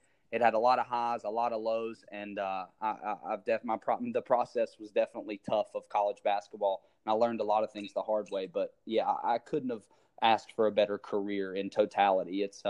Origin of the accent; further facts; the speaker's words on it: West Virginia, United States; also born or lived in Florida; I'm a small town guy from West Virginia I was born in Florida, but I was raised in West Virginia since I was three.